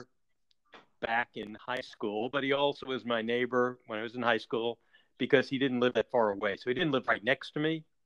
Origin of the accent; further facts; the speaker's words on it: Houston, Texas, United States; moved away; growing up in Houston when I was down there in the 70s